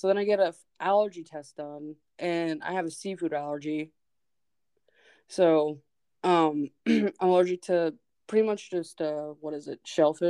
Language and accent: English; Alaska, United States; moved away; also born or lived in Metlakatla; I'm from Alaska